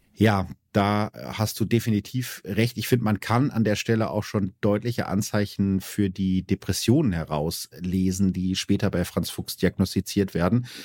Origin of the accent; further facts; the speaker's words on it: Germany; als Piefke